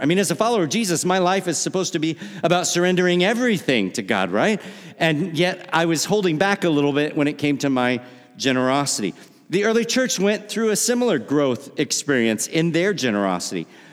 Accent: La Harpe, Illinois, United States; moved away as an adult; also born or lived in Missouri / Wisconsin; now in Milwaukee suburbs, United States; I grew up in La Harpe, Illinois.

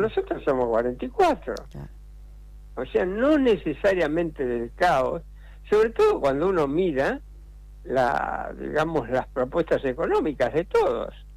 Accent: Argentina; yo viví la, crisis del 89 como muchos argentinos, como la mayoría de los argentinos que vivían en esa época

